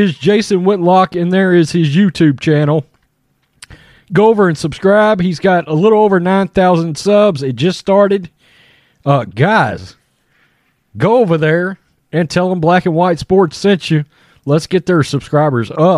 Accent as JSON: {"language": "English", "region": "Texas", "country": "United States", "said": "I am a redneck from Texas"}